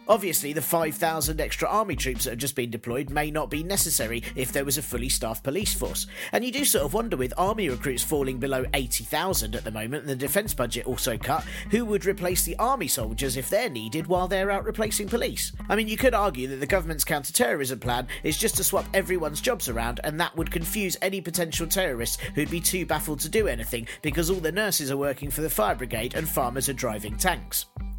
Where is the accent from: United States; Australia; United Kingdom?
United Kingdom; London; "So, I'm from London,"